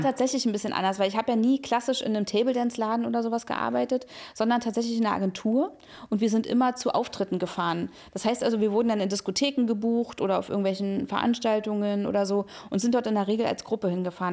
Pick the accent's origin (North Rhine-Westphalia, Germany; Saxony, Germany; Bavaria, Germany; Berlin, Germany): Berlin, Germany; ich bin ja also in Berlin aufgewachsen